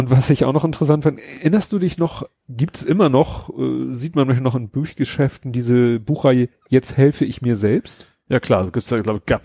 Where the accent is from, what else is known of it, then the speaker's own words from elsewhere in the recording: Hamburg, Germany; Für mich als Hamburger ist klar, eine Ladesäule hat einen Zähler drinne.